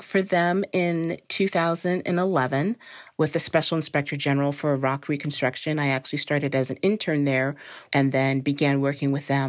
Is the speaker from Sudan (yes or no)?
no; Dominican Republic; also born or lived in Costa Rica / Thailand / Belgium; So I grew up in the Dominican Republic, Costa Rica, Thailand, and Belgium.